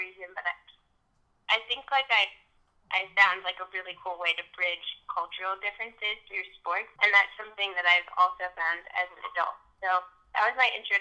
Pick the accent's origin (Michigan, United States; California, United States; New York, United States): New York, United States; New York City; I grew up in New York City